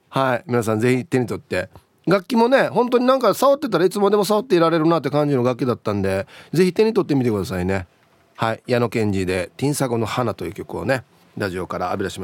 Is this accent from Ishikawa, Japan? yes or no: no; Osaka, Japan; moved away as an adult; now in Okinawa, Japan; 僕大阪の出身なんで